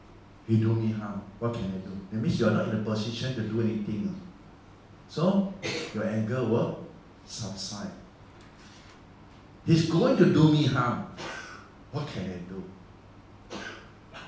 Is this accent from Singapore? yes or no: yes; Singapore; we are Singaporean.